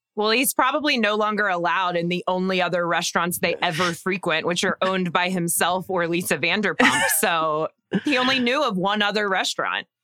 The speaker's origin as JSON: {"language": "English", "region": "Texas", "country": "United States", "tie": "born or raised there", "said": "I grew up in Texas"}